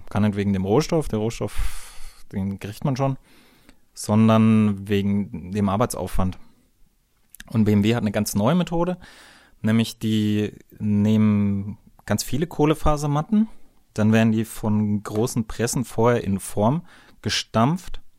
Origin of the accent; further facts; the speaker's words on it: Bavaria, Germany; Bin ja ein Bayer, muss immer ein bisschen Werbung machen für mein Heimatland bei euch Deutschen.